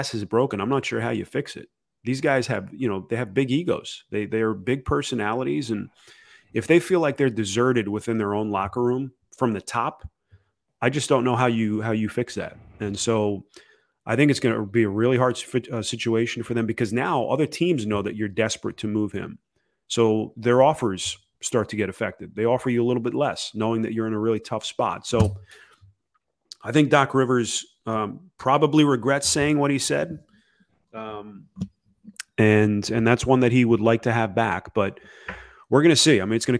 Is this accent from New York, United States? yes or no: yes; New York, United States; now in Southern California, United States; I grew up in New York. I grew up a Knicks fan.